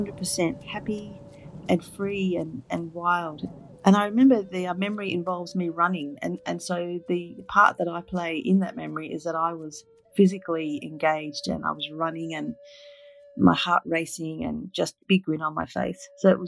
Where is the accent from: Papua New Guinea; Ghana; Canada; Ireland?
Papua New Guinea; also born or lived in Northern Territory, Australia; was actually born in Papua New Guinea on the very north coast. My father was a missionary pilot, and we grew up in Papua New Guinea and also in Northern Territory in Australia.